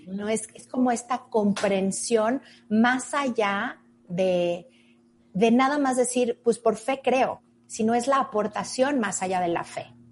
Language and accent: Spanish; Mexico; esa fusión que realmente somos los mexicanos